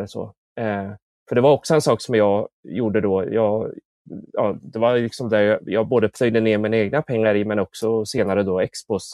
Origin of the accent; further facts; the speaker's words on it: Motala, Östergötland, Sweden; also born or lived in South Korea; jag växte upp i Motala och jag eh, adopterade från Korea